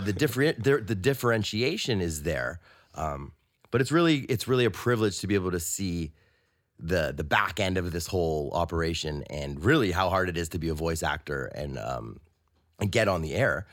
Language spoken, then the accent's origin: English; Toronto, Ontario, Canada; I'm from Toronto, and I work at, um, I work at a music studio